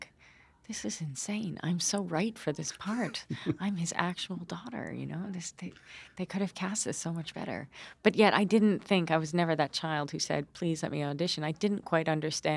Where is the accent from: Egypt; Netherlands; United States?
United States; upstate New York; also born or lived in London, United Kingdom; I lived here since I was 15